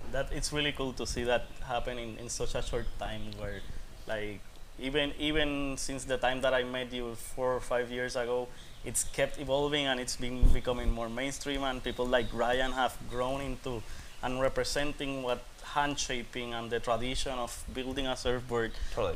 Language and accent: English; Puerto Rico; I'm from Puerto Rico and I'm here